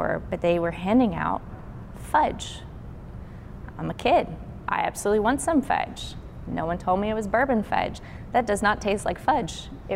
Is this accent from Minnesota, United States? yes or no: no; Burlington, Kentucky, United States; moved away as an adult; now in Memphis, United States; I am originally from Kentucky. I grew up in a small town called Burlington